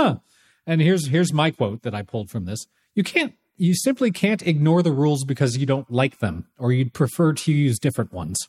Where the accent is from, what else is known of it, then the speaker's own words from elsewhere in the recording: California, United States; now in Toronto, Canada; I grew up in California